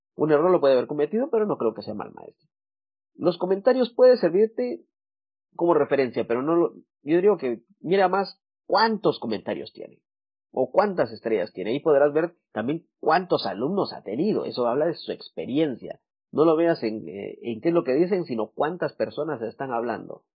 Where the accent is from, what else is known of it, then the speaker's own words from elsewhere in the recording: Guatemala; Yo soy de Guatemala. En Guatemala tenemos expresiones como cabal, chilero, eh, ya vas, usamos mucho el vos